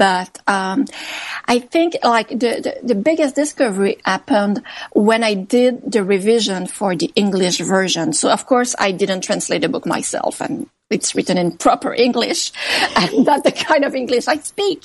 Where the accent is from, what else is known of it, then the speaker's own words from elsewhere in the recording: Canada; I'm really Canadian